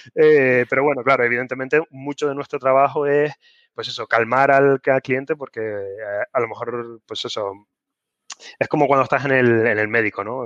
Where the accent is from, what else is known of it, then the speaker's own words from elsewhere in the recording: Canary Islands, Spain; soy canario